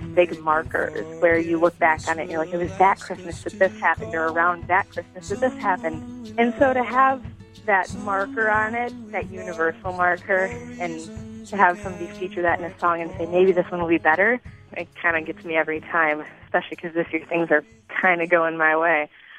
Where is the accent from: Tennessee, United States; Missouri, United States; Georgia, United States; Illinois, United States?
Illinois, United States; Libertyville; moved away as an adult; now in Los Angeles, United States; I'm originally from Libertyville, but I'm at USC currently studying to be a music supervisor